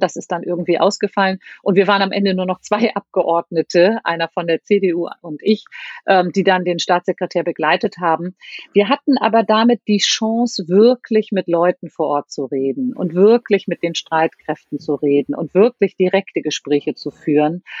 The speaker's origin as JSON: {"language": "German", "region": "Hamburg", "country": "Germany", "said": "als Hamburgerin mit ganz, ganz viel Rückhalt aus meiner Stadt"}